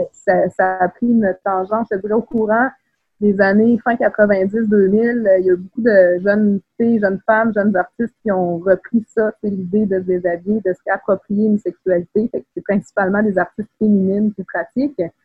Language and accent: French; Quebec City, Quebec, Canada; moved away as an adult; also born or lived in Saint-Élie-de-Caxton; je viens de la ville de Québec. J'ai grandi à Beauport